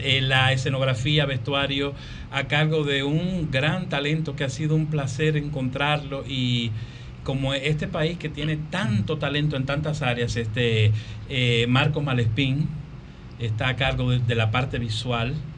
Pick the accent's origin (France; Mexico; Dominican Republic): Dominican Republic; como dominicano